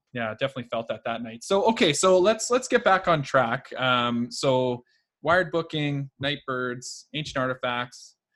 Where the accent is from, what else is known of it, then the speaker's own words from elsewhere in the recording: Edmonton, Alberta, Canada; So I'm from Edmonton, Alberta.